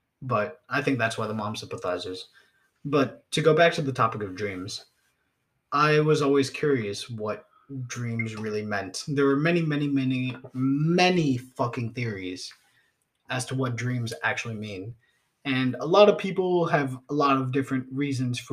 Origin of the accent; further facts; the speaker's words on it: United States; I'm an American too